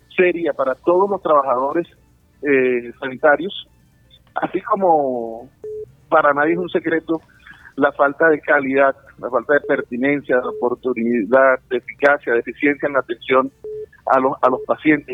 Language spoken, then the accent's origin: Spanish; Colombia; como colombianos